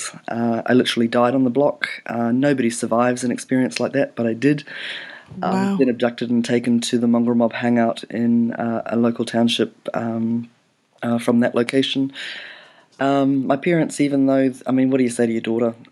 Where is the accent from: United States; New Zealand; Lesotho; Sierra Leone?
New Zealand; also born or lived in Canada; pretty much from the age of 6, 7, brought up in New Zealand